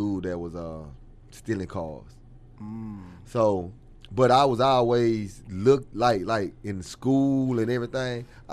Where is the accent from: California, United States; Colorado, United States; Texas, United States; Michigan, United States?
Texas, United States; Dallas; I come from West Dallas, man, you know what I'm saying? So my upbringing is from West Dallas.